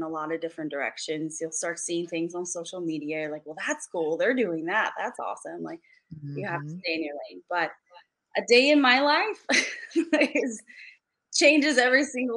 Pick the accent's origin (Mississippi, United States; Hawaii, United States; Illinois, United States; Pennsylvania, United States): Illinois, United States; Chicago; also born or lived in California; But I'm from Chicago too. Like I was born in Chicago, raised here.